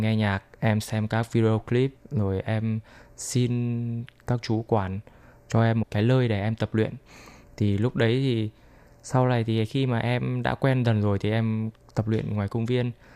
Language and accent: Vietnamese; Vietnam; now in Taiwan; em là người Việt Nam